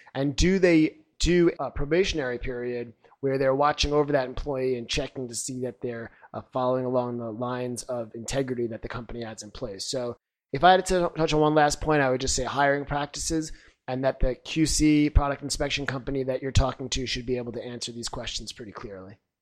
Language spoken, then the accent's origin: English; Long Island, New York, United States; now in China; I'm originally from Long Island, New York